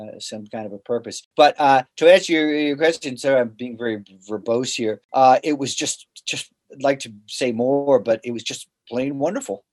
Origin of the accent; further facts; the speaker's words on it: Boston, Massachusetts, United States; moved away; I'm from Boston originally